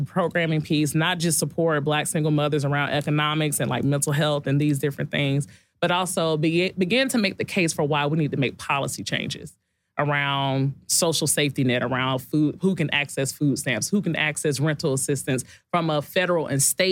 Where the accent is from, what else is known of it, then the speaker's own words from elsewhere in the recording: Decatur, Georgia, United States; I'm from Decatur